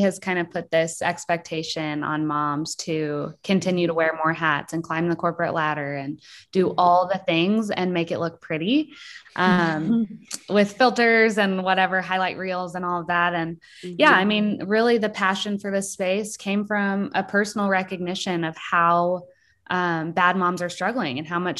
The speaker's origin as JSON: {"language": "English", "town": "Springfield", "region": "Missouri", "country": "United States", "tie": "born or raised there", "said": "I grew up in Springfield, so pretty close to Lockwood where Megan grew up. And I had a really pretty wonderful childhood, really."}